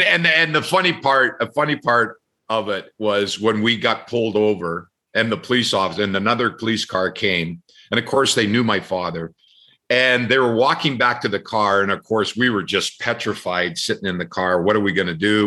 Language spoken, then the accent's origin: English; Red Deer, Alberta, Canada; my hometown in Red Deer